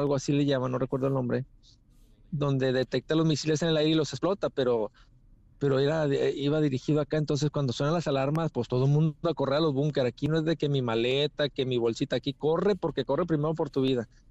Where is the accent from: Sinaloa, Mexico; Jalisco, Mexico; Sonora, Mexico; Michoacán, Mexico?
Sinaloa, Mexico; somos cuatro de Sinaloa, entre ellos yo